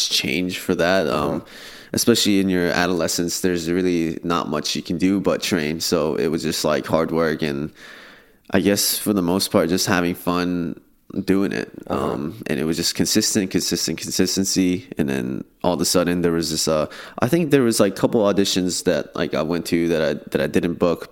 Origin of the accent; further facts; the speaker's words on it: Irvine, California, United States; I grew up in Irvine, California. I'm a proud OC native right there